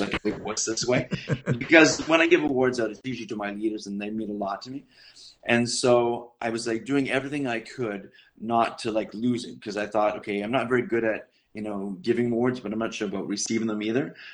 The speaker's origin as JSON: {"language": "English", "region": "Scotland", "country": "United Kingdom", "said": "I'm Scottish"}